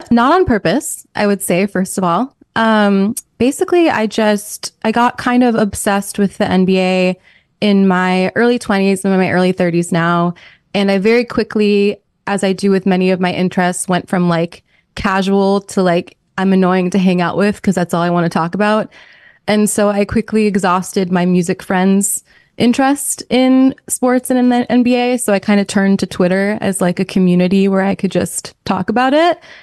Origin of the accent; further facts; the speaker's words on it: New York, United States; moved away; also born or lived in Minnesota; we're both from New York